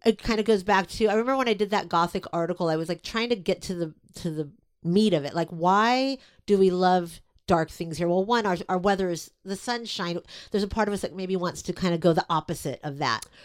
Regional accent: Los Angeles, California, United States; I grew up in Silver Lake

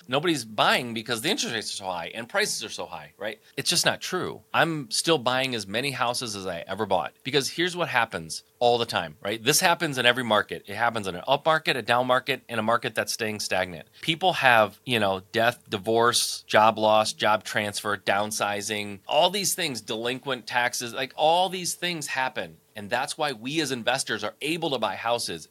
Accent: Michigan, United States; I'm born and raised in Michigan, so Midwest kid

